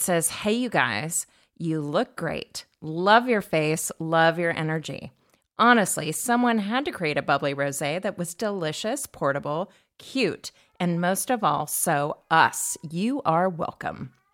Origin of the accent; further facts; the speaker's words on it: California, United States; I grew up in California, it was, but we were in the landlocked area